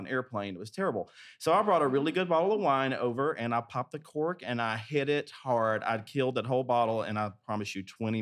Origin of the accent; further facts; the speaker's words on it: Arkansas, United States; all the Southern Baptist Christians that I grew up with in Arkansas